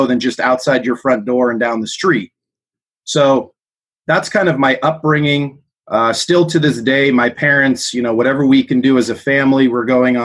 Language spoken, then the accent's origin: English; Southern California, United States; also born or lived in South Africa; We grew up in Southern California.